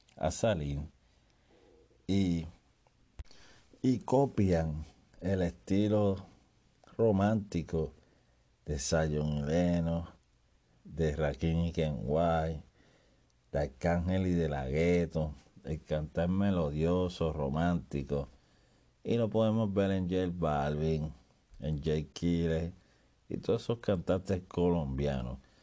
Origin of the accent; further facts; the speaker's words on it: Puerto Rico; yo oía palabras que las mencionamos solamente los puertorriqueños